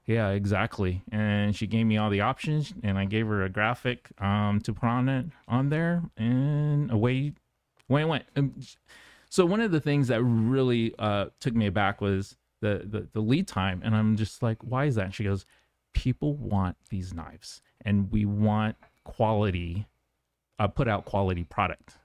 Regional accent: Guam; moved away; I grew up on Guam

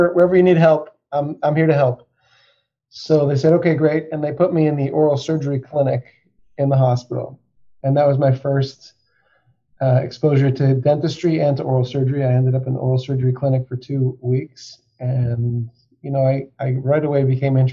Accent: Denver, Colorado, United States; moved away as an adult; now in Philadelphia, United States; I am from Denver, Colorado, and especially at this time of year, I miss having the snow and the skiing and the mountains, but I grew up there

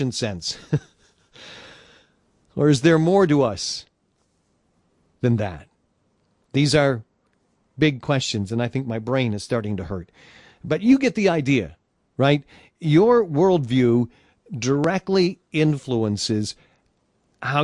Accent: Detroit, Michigan, United States; Motown, Detroit, where I was born and raised

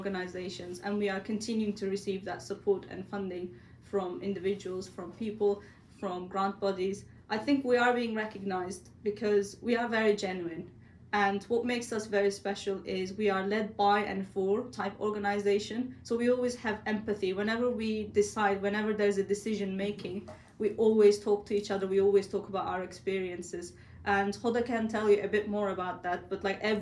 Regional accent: Turkey; born or raised there; moved away

